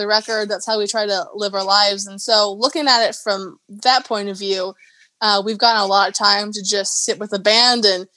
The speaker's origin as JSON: {"language": "English", "area": "the Midwest", "region": "Minnesota", "country": "United States", "tie": "born or raised there", "accent": "Midwestern", "said": "Our grandma was from Kentucky, but we grew up in the Midwest"}